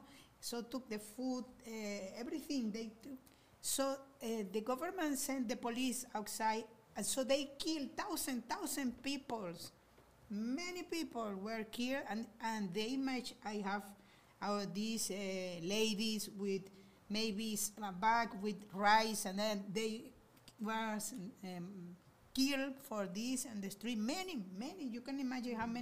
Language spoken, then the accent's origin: English; Maracaibo, Zulia, Venezuela; I am from Maracaibo. So in the barrio where I was living